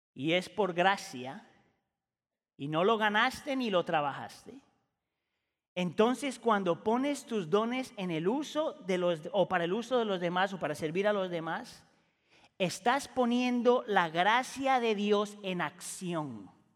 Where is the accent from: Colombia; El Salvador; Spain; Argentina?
Colombia; also born or lived in Ecuador / Chile; la gran mayoría de mi vida viví en Colombia, yo muchas veces me considero más colombiano que cualquier otra cosa.